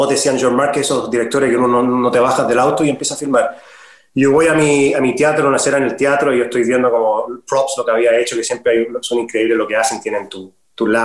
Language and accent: Spanish; Chile; also born or lived in Caracas, Venezuela; Pero soy chileno, sí pero nos movimos mucho. Siempre toda mi niñez fueron nunca más de dos años en Chile, era como cinco años afuera, dos en Chile, cinco afuera, siempre nos íbamos, entonces nos movíamos mucho.